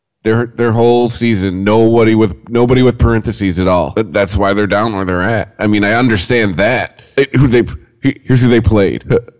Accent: Michigan, United States; We're from Michigan

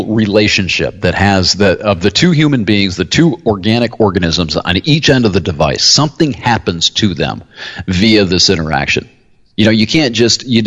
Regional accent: United States; We were Americans

